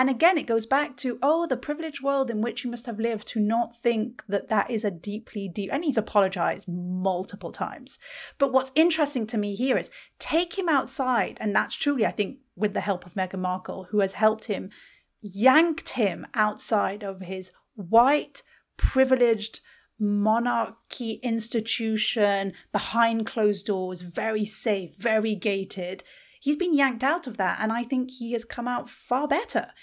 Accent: United Kingdom; being British

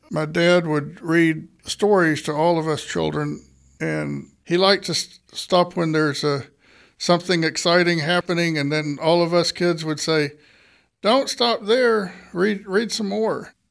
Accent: Bomashaw, Nigeria; I grew up in Bomashaw, Nigeria and my parents were medical missionaries there.

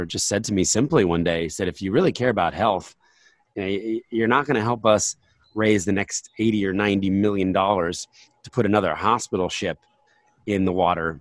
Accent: New Jersey, United States; now in Pennsylvania, United States; I grew up in New Jersey, you know, there were ponds around us

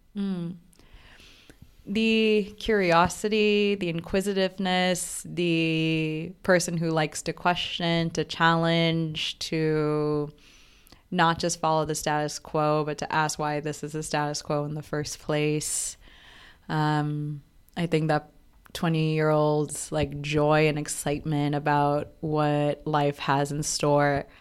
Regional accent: Bangladesh; moved away as an adult; also born or lived in Providence, Rhode Island, United States; now in New York, United States; growing up in Bangladesh

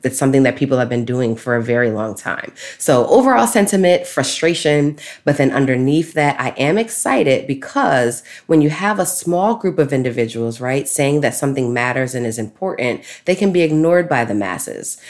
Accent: New York City, New York, United States; I grew up in Brooklyn, New York

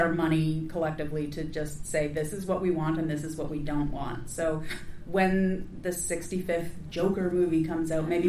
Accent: Canada; Look, I'm Canadian, okay?

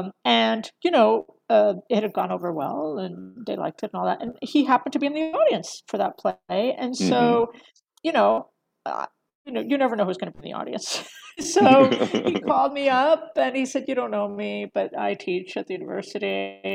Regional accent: Eastern Seaboard, United States; also born or lived in Philadelphia / Utah / California; I was born in Philadelphia, grew up mostly along the Eastern Seaboard in New Jersey, Florida, North Carolina. But there was like a stint in Utah for a while, and then there was a long stint in California.

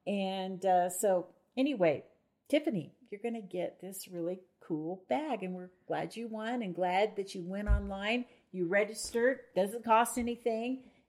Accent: Farmington, New Mexico, United States; My hometown.

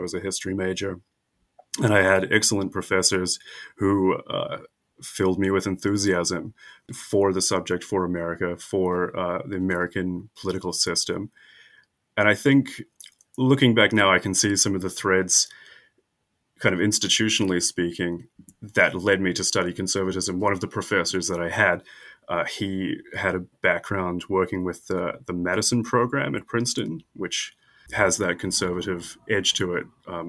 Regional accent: South Island, New Zealand; moved away as an adult; also born or lived in United States / North Island, New Zealand; I'm a native New Zealander who has spent much time in the United States

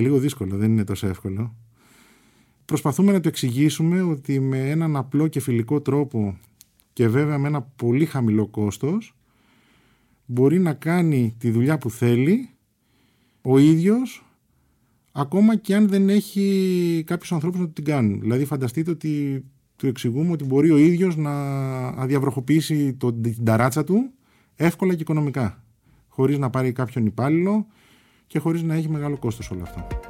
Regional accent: Melissia, Attica, Greece; Γεννήθηκα στα Μελίσια.

